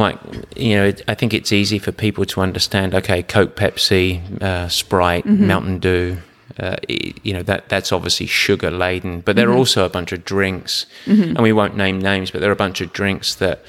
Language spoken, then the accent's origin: English; England, United Kingdom; Now, the last question, and I'm English, so be careful on me here.